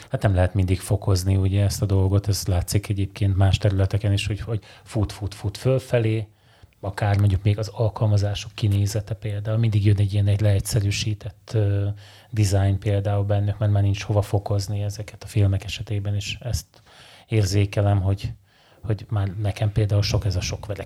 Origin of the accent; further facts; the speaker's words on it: Eger, Heves, Hungary; Én is egri vagyok, én is ide jártam a főiskolára